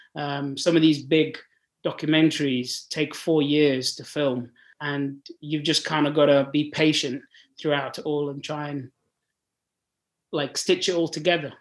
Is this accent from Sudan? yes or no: yes; Sudan; moved away; I'm born and bred in Africa. I'm born in Sudan, uh, and I grew oh. up there